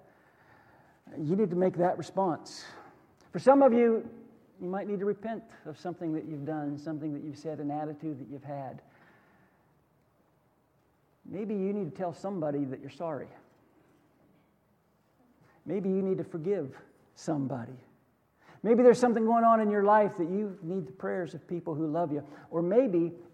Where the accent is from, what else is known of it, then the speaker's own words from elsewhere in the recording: United States; I was born in America